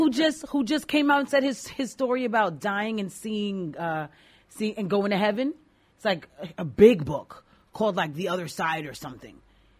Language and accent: English; New York City, New York, United States; I'm from Queens too